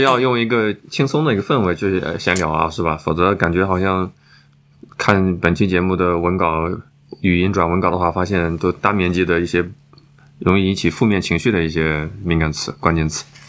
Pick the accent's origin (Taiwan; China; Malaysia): China; 我们中国人，我们春节就是要团团聚在一起啊